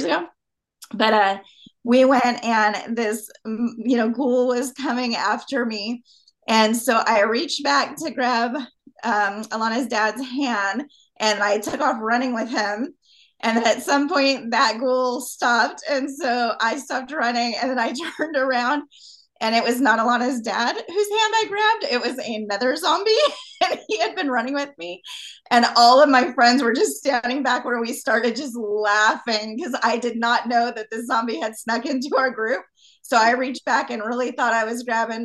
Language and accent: English; Southern California, United States; When I grew up in Southern California